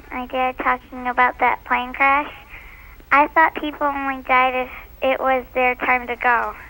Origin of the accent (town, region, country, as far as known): Michigan, United States